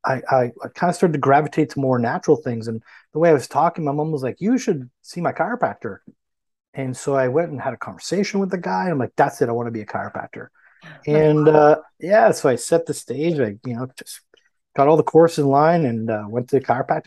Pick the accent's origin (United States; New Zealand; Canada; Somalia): Canada; I'm from Canada